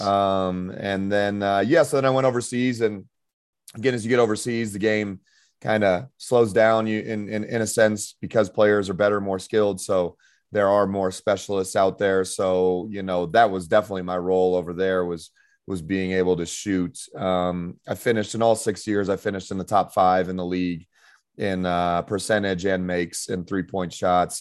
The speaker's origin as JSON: {"language": "English", "town": "Denver", "region": "Colorado", "country": "United States", "also_born_or_lived": "Irvine, California / Spain", "moved": "as an adult", "said": "I'm from Denver, Colorado"}